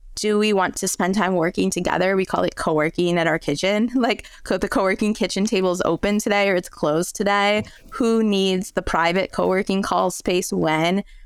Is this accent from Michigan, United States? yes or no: yes; outside of Detroit, Michigan, United States; accent: American; moved away as an adult; also born or lived in Spain / France; now in Europe; growing up outside of Detroit